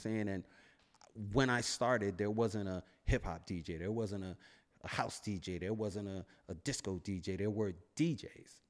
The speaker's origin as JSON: {"language": "English", "town": "New York City", "region": "New York", "country": "United States", "said": "I'm from Brooklyn"}